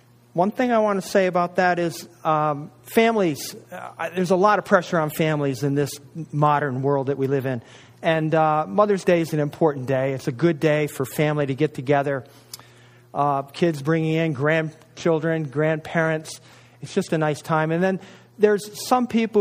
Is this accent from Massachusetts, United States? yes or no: no; North Country, New York, United States; I'm from the North Country of New York